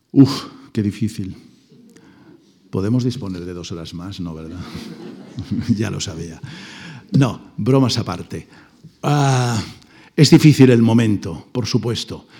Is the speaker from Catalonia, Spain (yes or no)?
yes; Mollet del Vallès, Catalonia, Spain; Mollet del Vallés, el pueblo donde yo nací, muy cerca de Barcelona